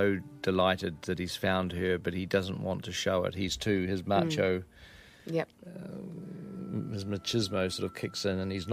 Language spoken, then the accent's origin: English; New Zealand